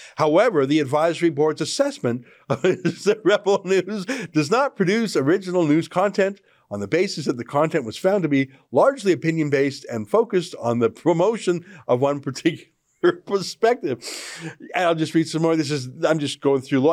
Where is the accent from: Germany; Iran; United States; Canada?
Canada; as a Canadian